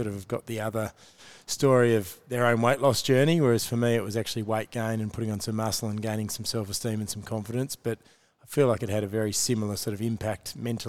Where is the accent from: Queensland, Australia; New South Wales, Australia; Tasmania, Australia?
Tasmania, Australia; Hobart; moved away as an adult; now in Melbourne, Australia; I came across from Hobart to Melbourne to study exercise science, and at the end I worked in the university gym and a YMCA gym instructing